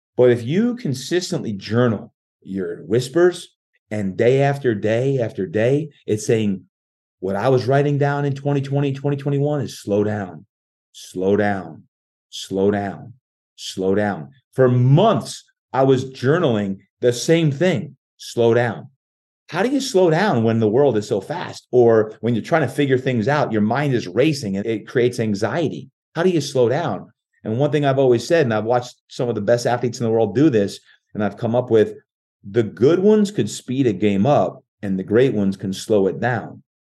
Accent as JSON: {"language": "English", "region": "New Jersey", "country": "United States", "tie": "born or raised there", "moved": "as an adult", "lives_now": "San Diego, United States", "said": "I was born and raised in New Jersey and moved to San Diego"}